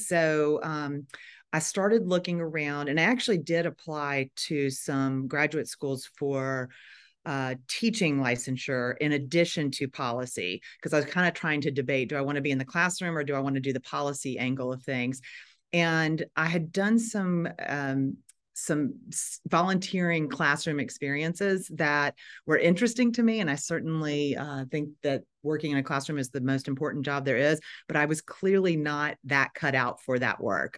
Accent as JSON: {"language": "English", "town": "Nashville", "region": "Tennessee", "country": "United States", "also_born_or_lived": "Chicago / Washington, D.C.", "moved": "as an adult", "said": "I am from Nashville, Tennessee"}